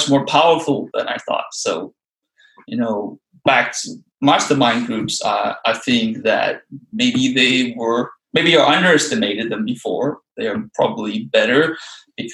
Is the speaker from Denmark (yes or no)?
yes; Denmark; also born or lived in Copenhagen, Denmark; So I moved back to my home country, Denmark, and I now live in Copenhagen, the capital of Denmark.